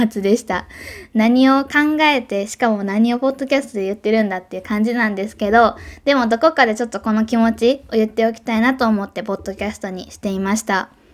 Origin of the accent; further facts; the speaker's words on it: Kobe, Hyogo, Japan; 神戸でね生まれ育った私